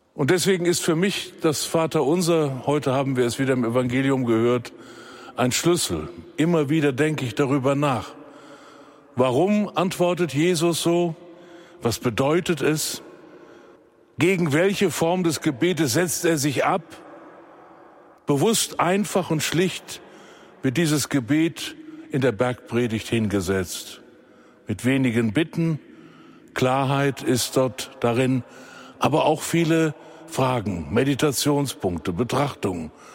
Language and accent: German; Germany; bei uns in Deutschland